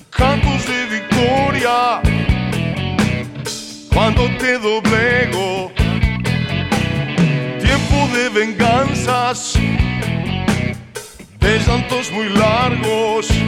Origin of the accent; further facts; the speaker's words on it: Argentina; con total respeto, soy argentino, pero lo digo de corazón